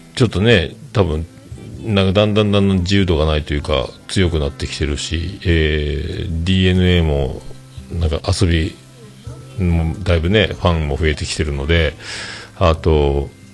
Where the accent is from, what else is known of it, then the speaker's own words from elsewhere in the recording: Fukuoka, Japan; 姪の浜、姪中です、姪中です。で、今、あの、子供が、えっ、ー、と、内浜小学校、内浜小